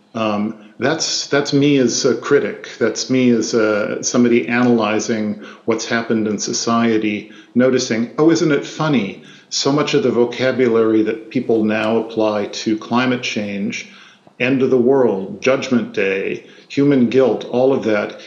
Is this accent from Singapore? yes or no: no; Midwest, United States; I grew up in the Midwest.